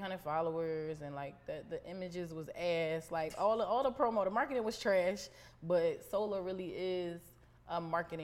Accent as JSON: {"language": "English", "town": "Philadelphia", "region": "Pennsylvania", "country": "United States", "moved": "yes", "lives_now": "Baltimore, United States", "said": "I'm from Philly"}